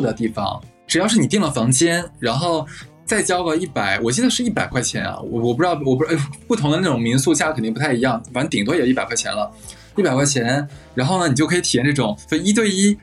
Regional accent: Harbin, Heilongjiang, China; 我的家乡，就是举个例子吧，像哈尔滨，我记得我小的时候，起码是有两个月时间，你能感受到就是春暖花开

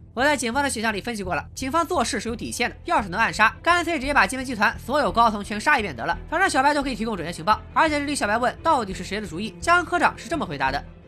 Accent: Qingdao, Shandong, China; 我老家是青岛市城阳区，因为韩国企业比较多，所以来自延边的朝鲜族也很多

